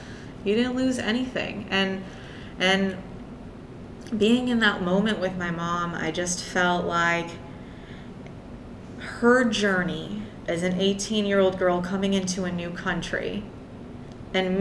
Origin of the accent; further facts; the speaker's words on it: United States; first language Persian; English is a second language; I was born in the United States